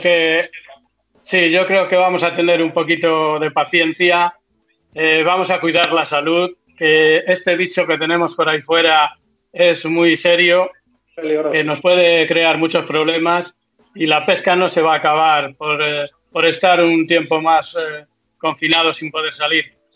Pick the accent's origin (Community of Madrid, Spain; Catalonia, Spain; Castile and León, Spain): Castile and León, Spain; Peñaranda; aquí en mi pueblo